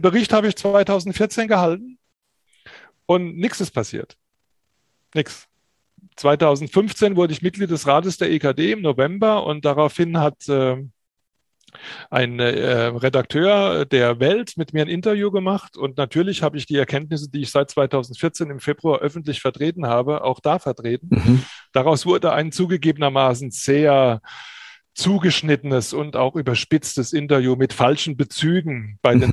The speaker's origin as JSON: {"language": "German", "town": "Pirmasens", "region": "Rhineland-Palatinate", "country": "Germany", "tie": "born or raised there", "also_born_or_lived": "Kassel", "lives_now": "Germersheim, Germany", "said": "1962 geboren in Pirmasens in der schönen Pfalz, in der Westpfalz. Äh, dort habe ich meine Jugendsozialisation gebracht, verbracht"}